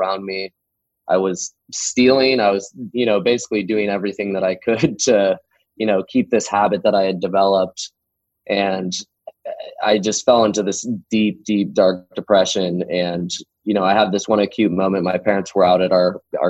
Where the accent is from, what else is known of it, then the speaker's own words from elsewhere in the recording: Tualatin, Oregon, United States; We're about 30 minutes outside of Tualatin, in my hometown that I grew up in.